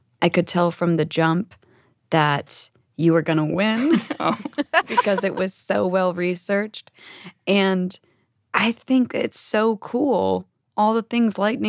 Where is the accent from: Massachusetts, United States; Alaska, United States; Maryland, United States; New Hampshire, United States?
Alaska, United States; Ketchikan; my hometown community radio station, KRBD Ketchikan.